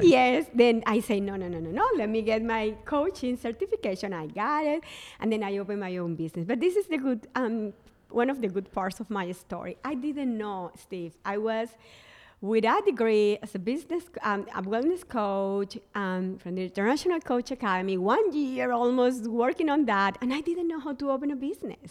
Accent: Barranquilla, Atlántico, Colombia; English is a second language; moved away as an adult; also born or lived in San Francisco, United States; now in Charleston, United States; I moved from my hometown, Barranquilla, Colombia, uh, to San Francisco.

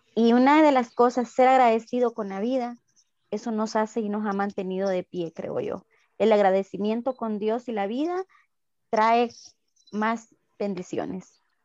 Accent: El Salvador; los salvadoreños somos muy capaces de salir adelante

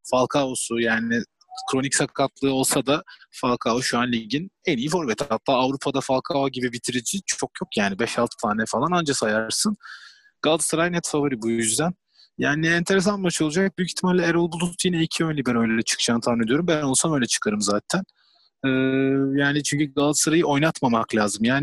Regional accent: İzmir, Turkey; now in Rotterdam, Netherlands; önceki memleketimize döndüğümüz için çok mutluyuz yani. Valla özlemişim İzmir'i.

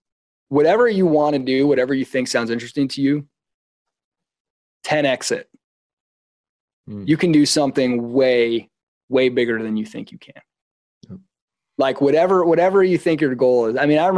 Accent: Midwest, United States; Like I was not around people growing up in the Midwest. I was around people with good character, but not huge ambition.

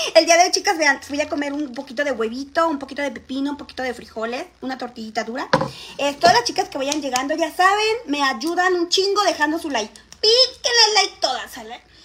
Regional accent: Xalapa, Veracruz, Mexico; now in Mexico City, Mexico; De Ciudad de Jalapa, chicas. Pero ahorita vivo en Ciudad de México

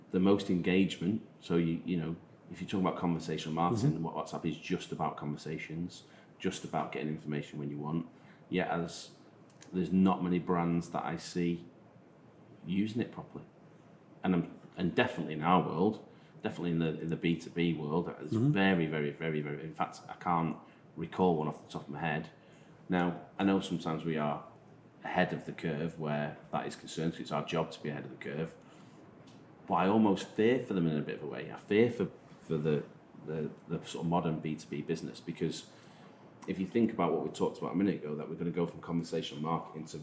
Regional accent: Isle of Man; accent: Manx; my Manx accent

